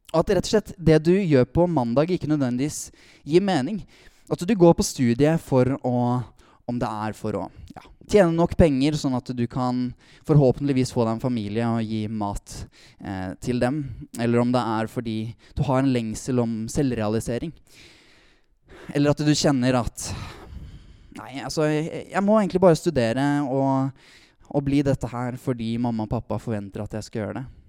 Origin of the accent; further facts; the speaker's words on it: Tønsberg, Vestfold, Norway; Kommer fra Tønsberg